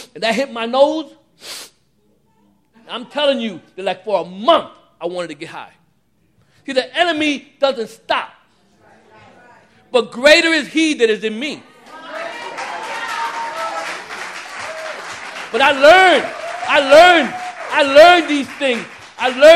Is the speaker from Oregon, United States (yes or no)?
no; New York City, New York, United States; I'm from Brooklyn, Puerto Riqueño, Trigueño, Mulato